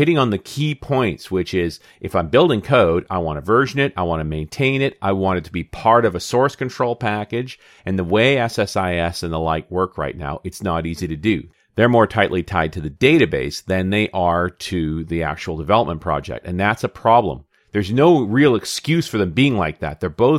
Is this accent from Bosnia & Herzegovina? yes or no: no; Canada; I'm a Canadian. Don't shoot me.